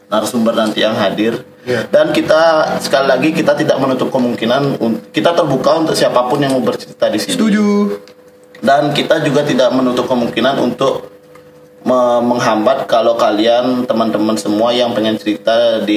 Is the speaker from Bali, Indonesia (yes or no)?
yes; Bali, Indonesia; walaupun kita dari Bali stereotip orang Bali